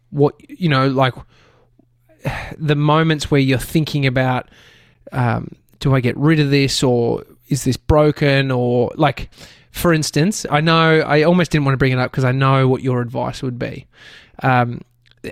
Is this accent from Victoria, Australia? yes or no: yes; Brighton, Victoria, Australia; Where I grew up in Brighton, there was a house